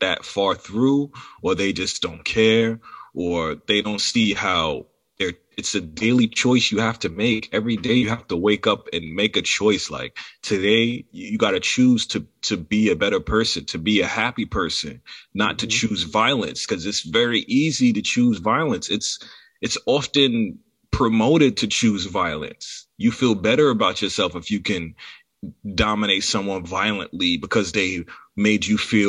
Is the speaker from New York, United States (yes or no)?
yes; New York City, New York, United States; I'm from Far Rockaway, Queens